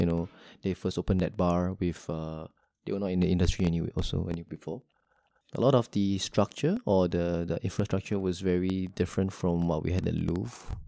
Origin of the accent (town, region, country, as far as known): Singapore